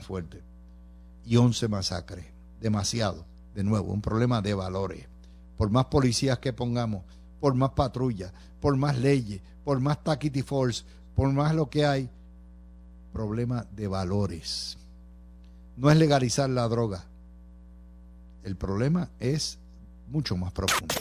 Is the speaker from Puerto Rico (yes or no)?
yes; Cidra, Puerto Rico; Sidra, mi, mi pueblo